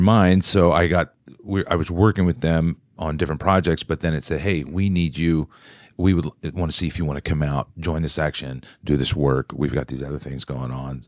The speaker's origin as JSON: {"language": "English", "town": "Wheeling", "region": "West Virginia", "country": "United States", "tie": "born or raised there", "also_born_or_lived": "Morgantown, West Virginia", "moved": "as an adult", "lives_now": "Pittsburgh, United States", "said": "when I grew up in Wheeling, the city to me was Pittsburgh"}